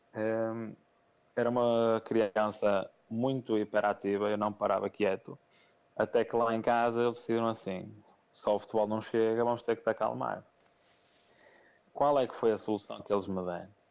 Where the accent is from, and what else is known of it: Portugal; also born or lived in Póvoa